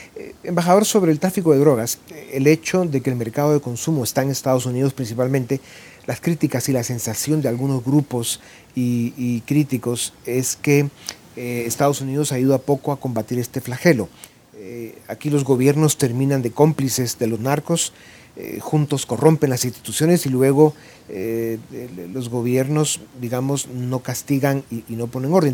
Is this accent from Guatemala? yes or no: yes; Guatemala; dejar nuestro país